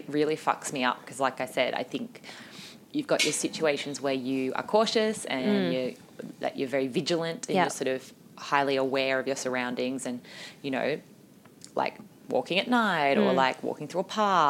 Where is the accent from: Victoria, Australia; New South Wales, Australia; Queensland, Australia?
New South Wales, Australia; Sydney; I grew up at Bondi